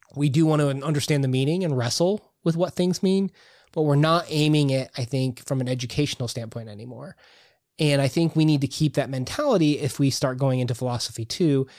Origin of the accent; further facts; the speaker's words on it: United States; about as Irish as every other American that says that they're Irish